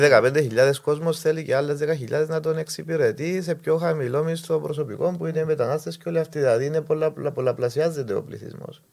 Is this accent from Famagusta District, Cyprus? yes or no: no; Limassol, Limassol District, Cyprus; Εγώ ε, γεννήθηκα στη Λεμεσό, μεγάλωσα και έζησα το μόλο τη Λεμεσού